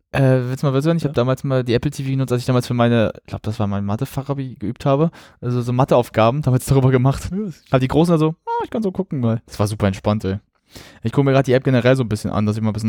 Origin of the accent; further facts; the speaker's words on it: Germany; ich bin Deutscher